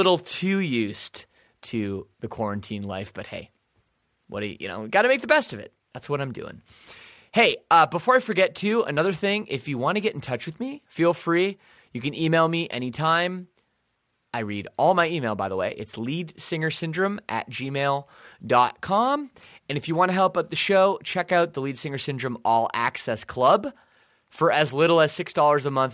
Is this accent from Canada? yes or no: yes; Canada; I'm Canadian